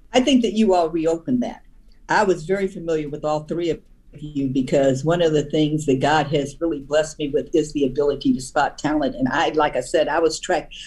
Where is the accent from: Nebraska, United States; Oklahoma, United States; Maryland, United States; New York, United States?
Nebraska, United States; Omaha; moved away as an adult; also born or lived in Washington, D.C.; I'm from the Midwest. In Omaha